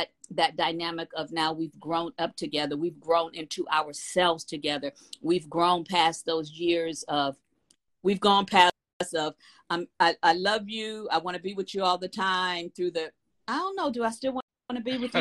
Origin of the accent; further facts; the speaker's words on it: Los Angeles, California, United States; I'm from Watts, California